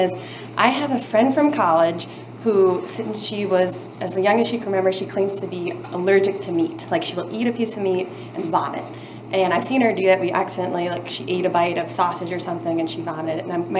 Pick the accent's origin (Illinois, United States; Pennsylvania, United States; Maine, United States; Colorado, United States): Colorado, United States; Denver; from Denver.